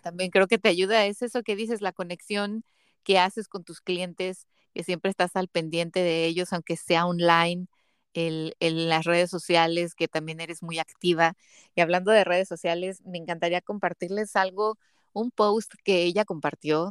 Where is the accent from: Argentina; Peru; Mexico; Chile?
Mexico; soy de México